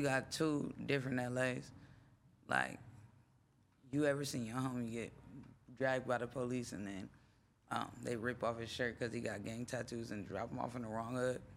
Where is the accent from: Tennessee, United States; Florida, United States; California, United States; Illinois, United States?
California, United States; Los Angeles; also born or lived in Minneapolis, Minnesota / New York; I grew up in Venice.